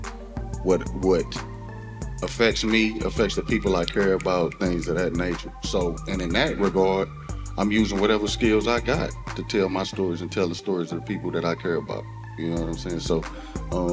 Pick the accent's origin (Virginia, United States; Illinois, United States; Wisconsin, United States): Illinois, United States; East St. Louis; I grew up in East St. Louis.